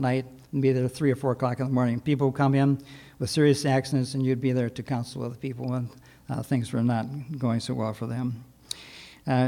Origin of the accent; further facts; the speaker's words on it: Sturgis, Michigan, United States; moved away; We were called to First Baptist Church in Sturgis, Michigan. My dad had been pastor there at that same church 40 years earlier. In fact, I was born there on Palm Sunday